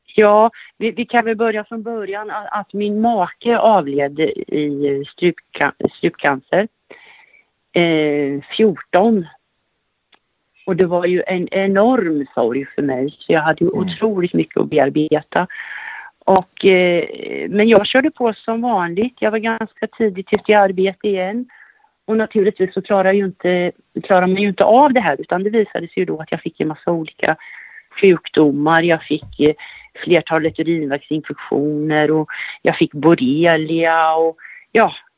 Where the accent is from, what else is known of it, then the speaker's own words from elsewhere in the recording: Västervik, Kalmar County, Sweden; moved away as an adult; also born or lived in Norrköping; jag är född och uppvuxen i Västervik och på senare år så flyttade jag till Norrköping och har bott i Norrköping cirka 15 år